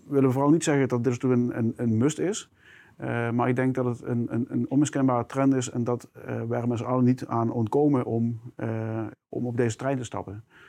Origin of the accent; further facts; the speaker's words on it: South Limburg, Netherlands; je hoort misschien al mijn accent. Eh, ik, ik, kom uit Limburg, heel specifiek uit Zuid-Limburg.